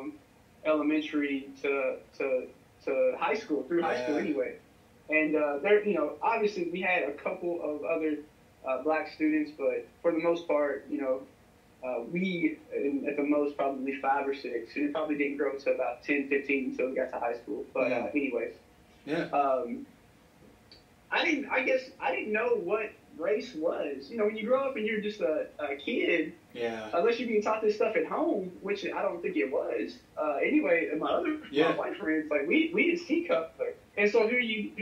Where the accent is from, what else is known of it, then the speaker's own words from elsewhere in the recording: Bloomfield, Kentucky, United States; I grew up in Bloomfield, Kentucky, country, rural, just outside of bourbon capital of Kentucky, Bardstown